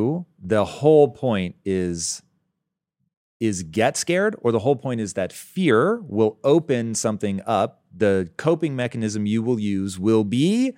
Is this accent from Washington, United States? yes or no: yes; Tacoma, Washington, United States; I was raised in Tacoma.